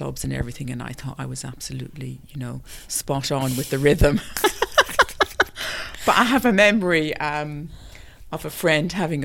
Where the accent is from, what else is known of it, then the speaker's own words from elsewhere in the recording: Ireland; growing up in Ireland